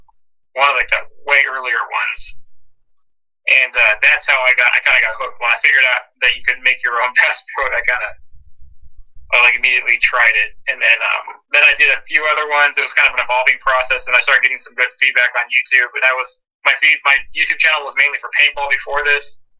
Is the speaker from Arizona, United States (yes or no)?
yes; Sierra Vista, Arizona, United States; My dad took me out fishing, I don't know, when I was like 5 or 6, and that was kind of bluegill, one of the closer lakes over there next to Sierra Vista, and that was hooked after that.